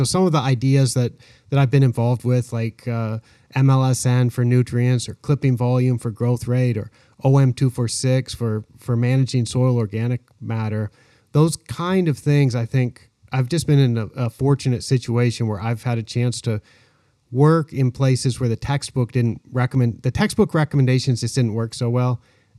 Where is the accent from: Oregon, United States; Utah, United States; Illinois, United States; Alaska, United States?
Oregon, United States; Willamette Valley; moved away as an adult; now in Thailand; I was born in Oregon in the Willamette Valley, where all the grass seed is grown. And I grew up there